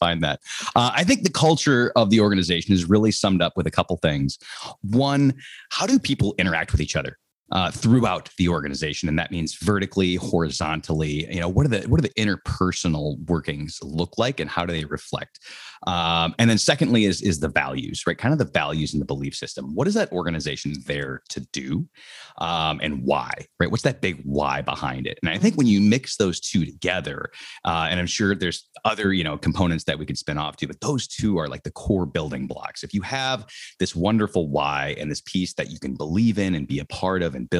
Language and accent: English; Minneapolis, Minnesota, United States; moved away as an adult; also born or lived in Miami; born and raised in Minneapolis, Minnesota, up in the cold, cold north